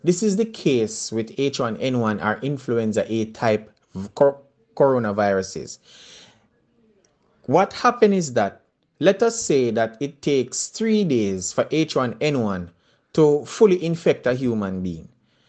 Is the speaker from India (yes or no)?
no; Jamaica; I'm very Jamaican, and as much as me possibly can make it understandable for all of you.